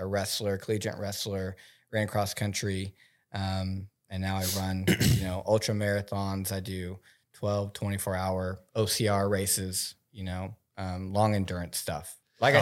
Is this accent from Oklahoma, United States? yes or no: yes; Oklahoma, United States; moved away; I'm from Oklahoma